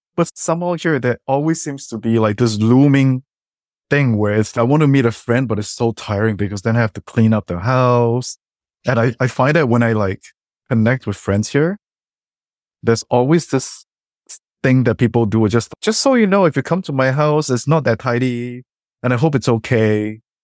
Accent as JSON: {"language": "English", "country": "Singapore", "tie": "born or raised there", "moved": "yes", "lives_now": "Canada", "said": "coming from Singapore and growing up in Singapore"}